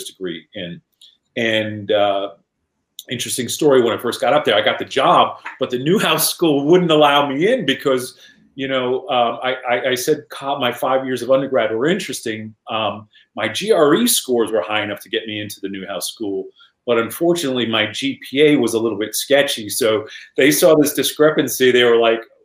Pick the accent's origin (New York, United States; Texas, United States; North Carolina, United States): New York, United States; Washingtonville; moved away as an adult; also born or lived in Murray, Kentucky; growing up in Washingtonville, New York